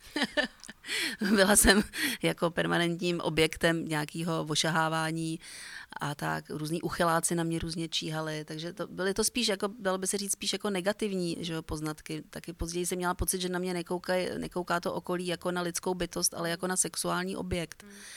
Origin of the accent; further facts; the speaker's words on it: Prague, Czechia; vyrůstala jsem vlastně na Vinohradech